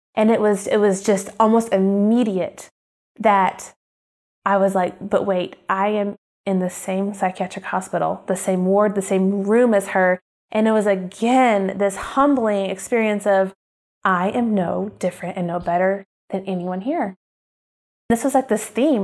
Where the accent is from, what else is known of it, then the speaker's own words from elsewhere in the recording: Oklahoma, United States; moved away; this housewife from Oklahoma, the Bible Belt, who loves Target and Starbucks